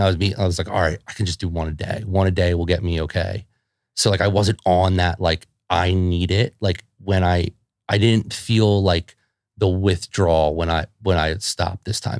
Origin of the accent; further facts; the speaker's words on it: Philadelphia, Pennsylvania, United States; if you grew up in Philadelphia, like, like I did